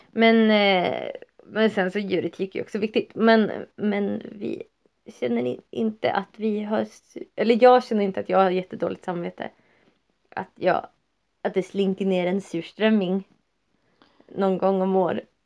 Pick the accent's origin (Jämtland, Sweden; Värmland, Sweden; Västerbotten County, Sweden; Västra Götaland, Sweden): Västerbotten County, Sweden; jag är också norrlänning. Västerbottning inbiten.